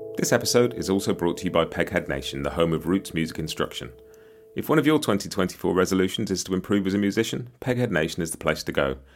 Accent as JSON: {"language": "English", "country": "United Kingdom", "said": "as a Brit"}